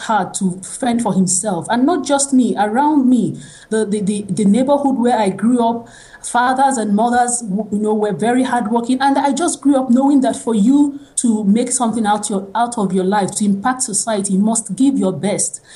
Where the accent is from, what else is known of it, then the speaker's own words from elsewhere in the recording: Nigeria; I am a Nigerian. I was born and raised in Nigeria